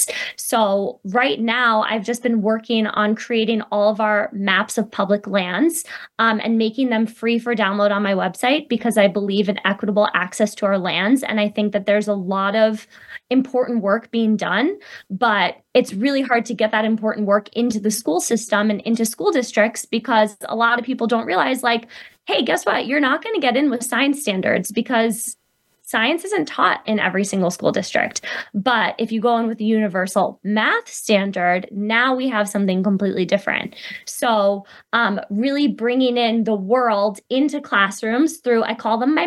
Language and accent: English; New York, United States; moved away; I'm actually originally from New York